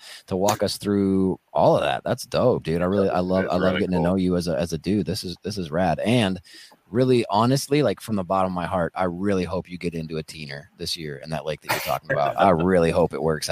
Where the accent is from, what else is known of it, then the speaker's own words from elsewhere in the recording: Wisconsin, United States; we're from Wisconsin